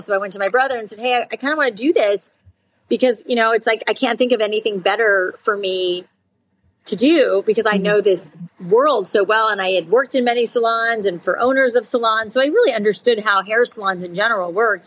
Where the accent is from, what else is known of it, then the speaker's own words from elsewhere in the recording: South Florida, United States; I grew up in South Florida